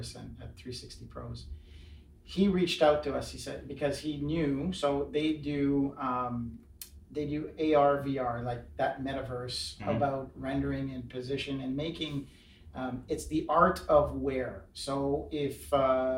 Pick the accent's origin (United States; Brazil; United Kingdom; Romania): United Kingdom; Glasgow, Scotland; being from Glasgow